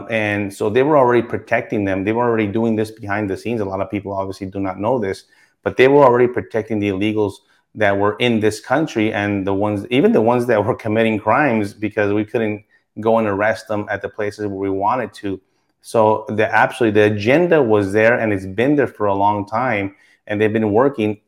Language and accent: English; Texas, United States; I was born in Texas